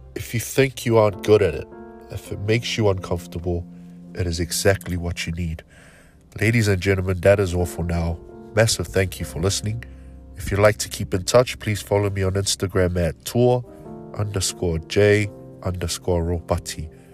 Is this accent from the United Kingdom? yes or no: no; Auckland, New Zealand; I am your typical brown brother, born and raised in South Auckland, New Zealand